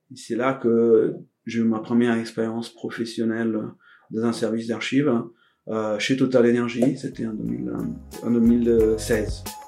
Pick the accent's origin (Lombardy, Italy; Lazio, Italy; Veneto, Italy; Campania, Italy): Veneto, Italy; Venice; French is a second language; moved away as an adult; also born or lived in Padua; now in France; Je suis italien. Je suis né à Venise. C'est à Venise que j'ai commencé mon parcours. J'ai, je viens d'un tout petit village dans la terre ferme vénitienne